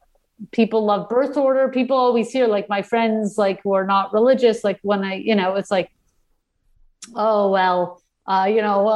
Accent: Canada; also born or lived in United States; now in Los Angeles, United States; So I'm an American and Canadian. I was born in the U.S., grew up in Canada.

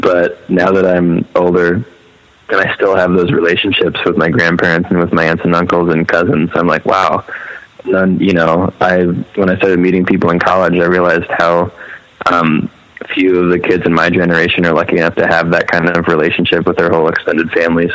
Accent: Maryland, United States; moved away as an adult; also born or lived in Laurel, Maryland / Philadelphia; I was all in Maryland.

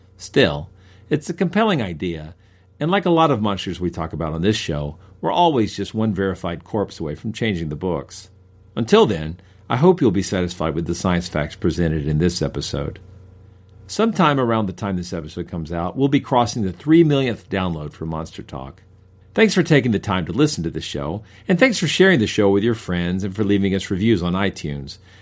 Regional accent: Cartersville, Georgia, United States; the Snake Handling Church in my hometown of Cartersville, Georgia

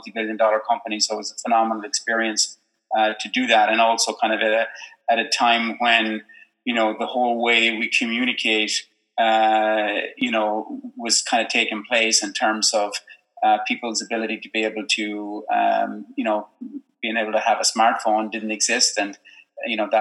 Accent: Ireland; now in Silicon Valley, United States; I being an Irishman living in Silicon Valley

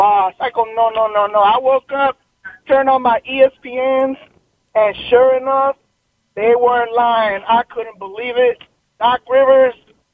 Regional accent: Los Angeles, California, United States; I was born in L.A., but my parents are from Ecuador

